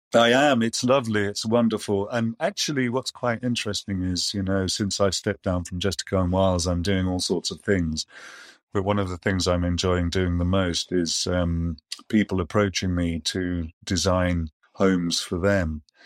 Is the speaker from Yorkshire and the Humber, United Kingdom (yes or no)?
yes; Yorkshire and the Humber, United Kingdom; moved away; also born or lived in Germany / Amersham; I grew up in Yorkshire